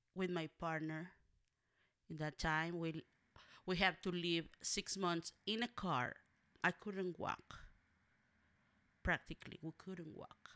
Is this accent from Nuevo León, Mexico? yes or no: yes; Monterrey, Nuevo León, Mexico; moved away; also born or lived in Matehuala, San Luis Potosí, Mexico / Los Angeles; I was raised by an aunt, one of my, my mom's older sisters, and, uh, we live in different cities. I live in Monterrey, Nuevo León, Mexico, and I was born in Matehuala, San Luis Potosí, Mexico.